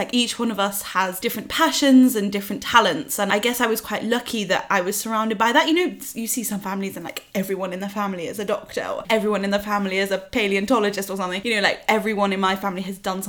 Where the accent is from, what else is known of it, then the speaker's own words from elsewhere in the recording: Derbyshire, East Midlands, United Kingdom; now in London, United Kingdom; I grew up in Derbyshire